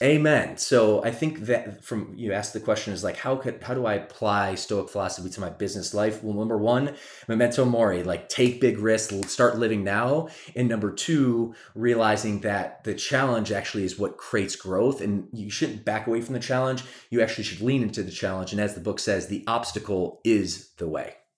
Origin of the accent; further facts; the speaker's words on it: Michigan, United States; also born or lived in Atlanta, Georgia; now in California, United States; she took her three kids and moved to Michigan